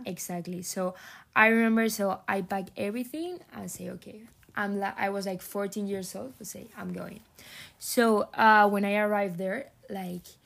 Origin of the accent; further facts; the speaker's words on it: near Madrid, Community of Madrid, Spain; English is a second language; moved away as an adult; now in San Diego, United States; I come from Spain, near Madrid.